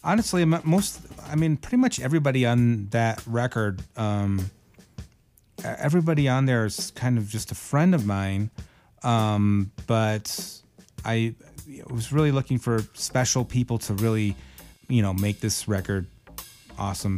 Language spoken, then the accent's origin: English; Michigan, United States; moved away; I went to every show that Pat played in Detroit from when I was a little kid up until you know I moved away from Michigan